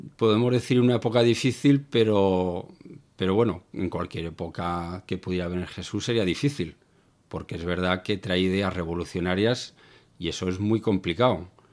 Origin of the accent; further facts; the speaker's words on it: Zaragoza, Aragon, Spain; moved away as an adult; now in Algeciras, Spain; Yo soy del norte, de Zaragoza, pero llevo más de 20 años viviendo en el sur, en Algeciras